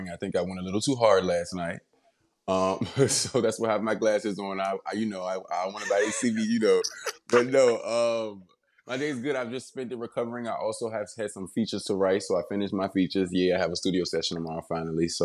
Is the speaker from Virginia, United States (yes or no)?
yes; Richmond, Virginia, United States; also born or lived in Washington, D.C. / Maryland; now in New York, United States; I'm from Richmond, Virginia. I grew up in the DMV, and yeah, I've lived a lot of places. Now I'm in New